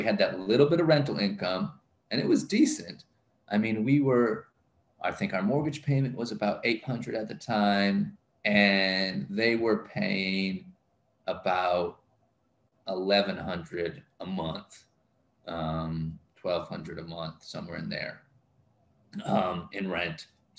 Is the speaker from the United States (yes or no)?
no; DR Congo; Growing up in Congo. I love Congo. I love the Congolese